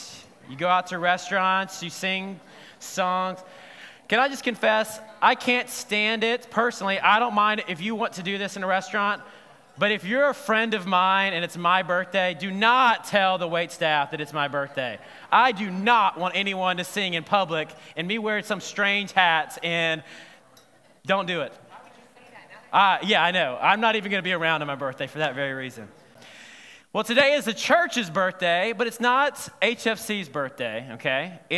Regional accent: Selma, Alabama, United States; Now, when I was growing up in Alabama and Selma, we only had a couple of restaurants to choose from.

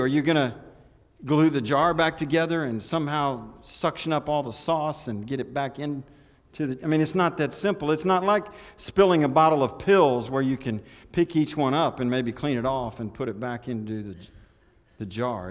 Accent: Elk City, Oklahoma, United States; I was born on Route 66, Elk City, Oklahoma, Memorial Hospital

